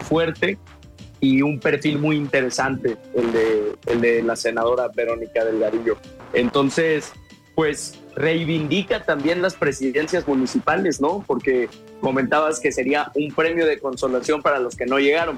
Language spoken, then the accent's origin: Spanish; San Luis Potosí, Mexico; yo soy de San Luis Potosí